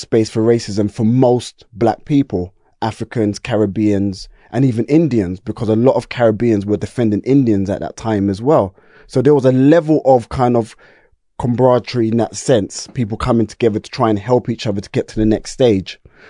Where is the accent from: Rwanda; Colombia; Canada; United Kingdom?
United Kingdom; Brixton, London; yeah, Stockwell Park Estate, yeah. And so we're talking like, I was born in the 70s, I'm a 70s baby, late 70s.